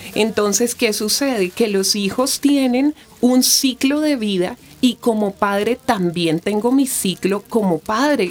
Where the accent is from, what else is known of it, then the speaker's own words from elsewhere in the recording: Bogotá, Colombia; yo soy nacida aquí en Bogotá, Colombia